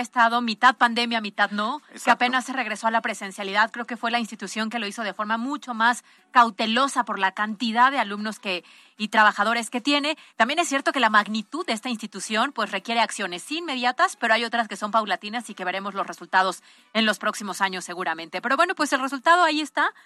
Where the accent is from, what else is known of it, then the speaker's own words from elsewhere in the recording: Puebla, Mexico; como ciudadanos, como poblanos